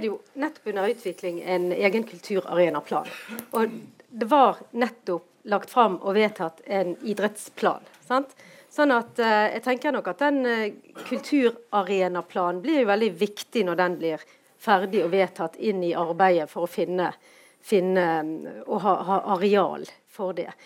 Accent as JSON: {"language": "Norwegian", "town": "Bergen", "region": "Vestland", "country": "Norway"}